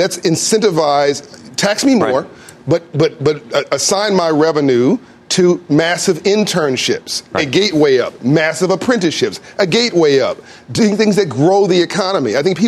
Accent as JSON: {"language": "English", "town": "Compton", "region": "California", "country": "United States", "tie": "born or raised there", "said": "I grew up in Compton in South Central."}